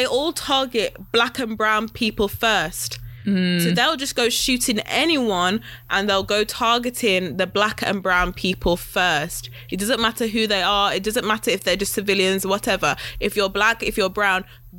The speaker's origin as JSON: {"language": "English", "country": "United Kingdom", "said": "I'm black British."}